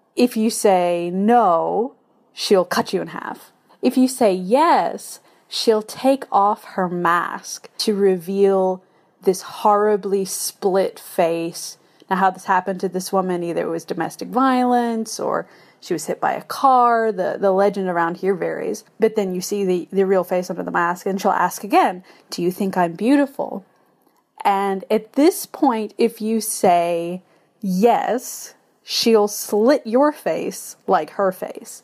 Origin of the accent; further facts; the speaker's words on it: United States; moved away as an adult; now in Japan; I am an American living in Japan since twenty eleven